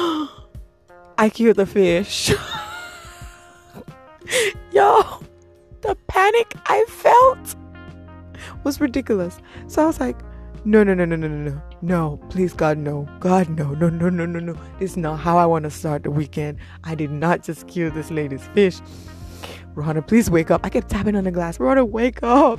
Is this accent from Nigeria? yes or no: yes; Nigeria; I'm from Nigeria